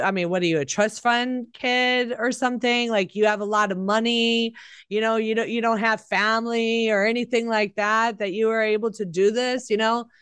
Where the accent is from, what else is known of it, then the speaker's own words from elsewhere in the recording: Chicago, Illinois, United States; I grew up in Chicago, which is a democratic city